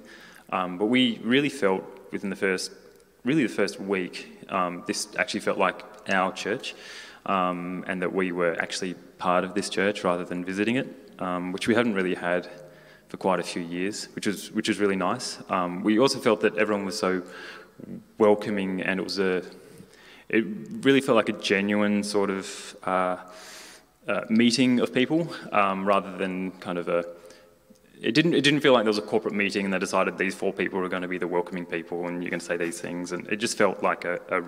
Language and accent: English; Australia; moved away as an adult; now in Newcastle, United Kingdom; We're from Australia